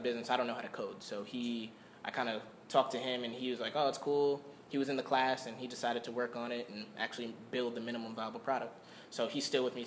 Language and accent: English; Long Island, New York, United States; moved away as an adult; now in Florida, United States; I'm from New York. I'm from Long Island.